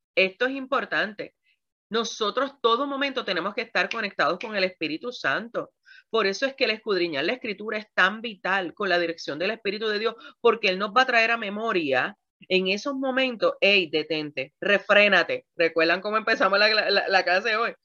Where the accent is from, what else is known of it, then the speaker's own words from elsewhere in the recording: Puerto Rico; yo soy puertorriqueña